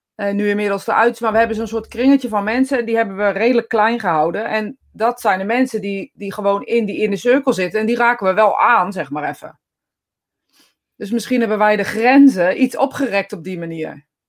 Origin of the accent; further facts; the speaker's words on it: Netherlands; als Nederlanders